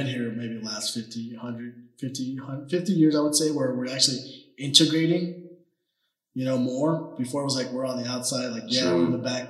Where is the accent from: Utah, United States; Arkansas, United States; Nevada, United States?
Nevada, United States; Las Vegas; And I grew up like in Summerlin around here. So I grew up more on the white, little white preppier side.